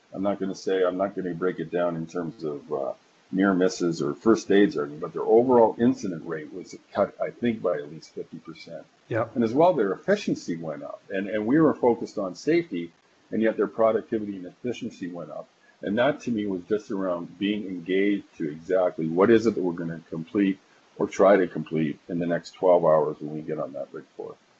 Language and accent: English; Calgary, Alberta, Canada; calling in from Calgary. Uh, that's my hometown. That's where I was actually born and raised.